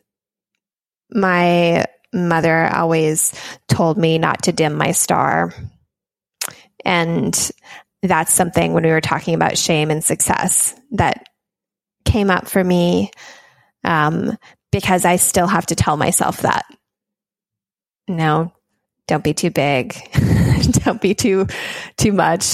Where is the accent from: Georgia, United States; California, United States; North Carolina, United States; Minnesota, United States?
Minnesota, United States; moved away; my home state of Minnesota